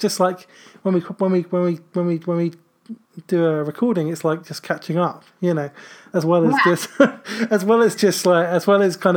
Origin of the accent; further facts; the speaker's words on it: United Kingdom; We call ourselves the Britagists because we're British